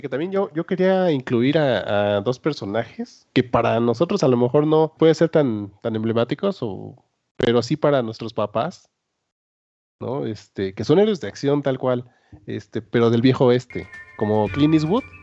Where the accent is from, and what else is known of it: Mexico